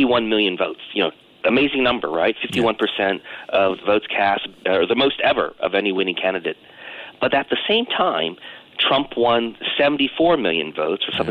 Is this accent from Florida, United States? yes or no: no; Virginia, United States; my home state of Virginia